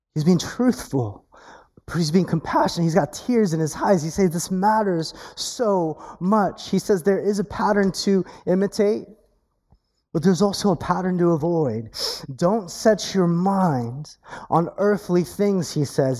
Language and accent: English; California, United States; accent: Californian; I have an accent because I'm from California.